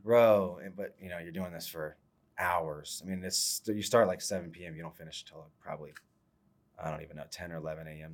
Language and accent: English; Ohio, United States; I'm from Ohio, so I was a Michigan fan